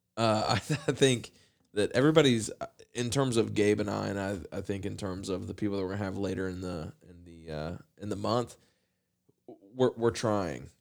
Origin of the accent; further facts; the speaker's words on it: Appalachia, United States; as a white kid growing up in Appalachia